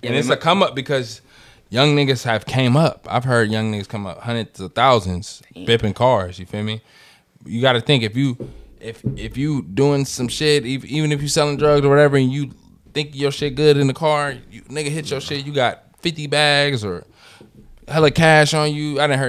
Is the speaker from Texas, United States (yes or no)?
no; San Francisco, California, United States; Growing up in San Francisco, bro